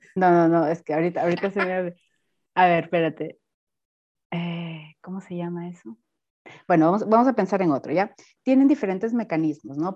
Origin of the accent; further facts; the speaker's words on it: Piura, Peru; moved away as an adult; also born or lived in Panama; now in Germany; yo soy de la costa norte, soy de Piura